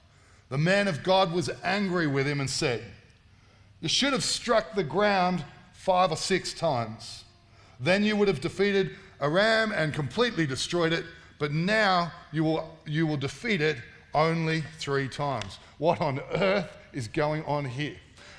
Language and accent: English; Sydney, New South Wales, Australia; I grew up in Western Sydney. I sound like I'm from Tamworth, look like I'm from Tamworth. Been there a long time now, but I grew up in Western Sydney.